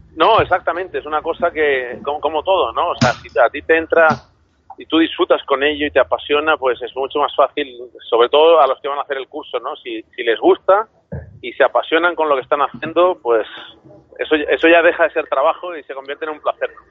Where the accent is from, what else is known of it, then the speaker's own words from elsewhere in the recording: Chile; moved away; yo nací en Chile